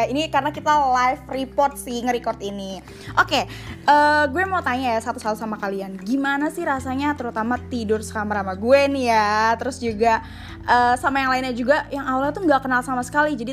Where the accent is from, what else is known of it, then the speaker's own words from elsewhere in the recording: West Java, Indonesia; karena aku dari Sunda gitu ya kak ya, jadinya mungkin uh, awalnya takut kalau misal ternyata beda karakter akhirnya nggak cocok gitu loh. Tapi ternyata karena emang udah lama juga di Jawa Timur